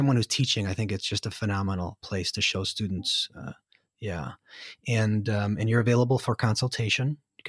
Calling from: United States; And I'm telecasting from the United States, and I feel obligated to apologize for our government.

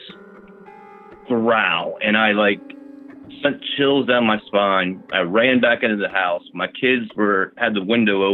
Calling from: Virginia, United States; I'm calling from Virginia

